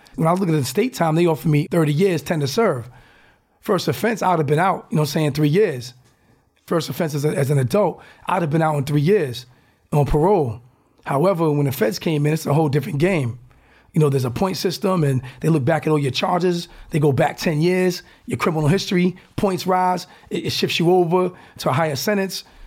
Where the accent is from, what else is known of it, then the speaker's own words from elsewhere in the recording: Newport, Rhode Island, United States; moved away as an adult; now in Silicon Valley, United States; I was the first from Newport, Rhode Island, one of the first in, in Rhode Island.